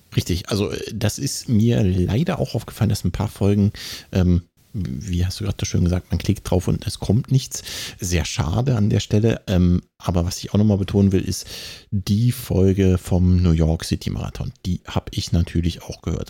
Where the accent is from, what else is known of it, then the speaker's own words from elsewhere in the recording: Hesse, Germany; ich als Hesse